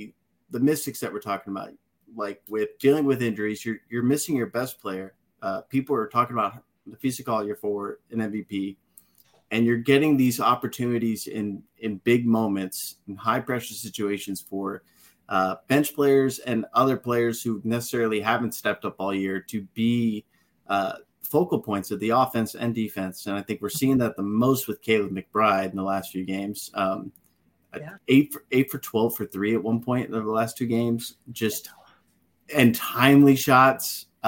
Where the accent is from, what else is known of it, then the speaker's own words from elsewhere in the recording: Houston, Texas, United States; I'm from Houston.